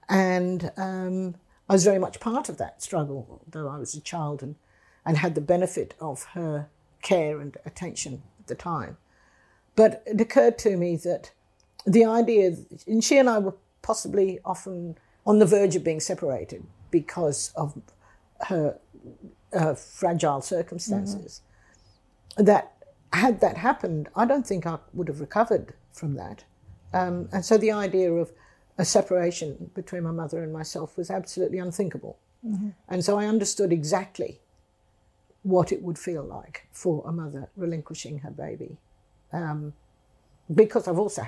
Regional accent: England, United Kingdom; also born or lived in India; I was born in India in 1945, and my mother took me to England in 1947, leaving my father behind because he had thrombosis and was ill.

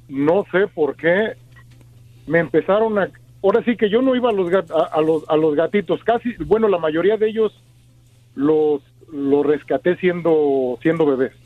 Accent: Mexico City, Mexico; now in United States; yo vengo del DF, soy de soy chilango.

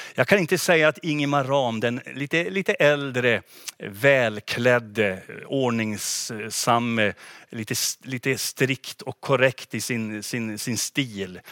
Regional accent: Gunnarn, Västerbotten County, Sweden; moved away as an adult; now in Umeå, Sweden; hemma i Gunnarn, naturligtvis min, min hemby och min hemförsamling Philadelphia där

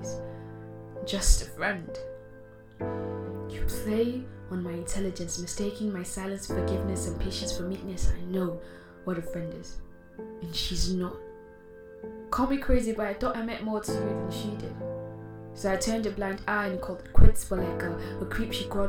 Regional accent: Nigeria; As a Nigerian spoken word artist

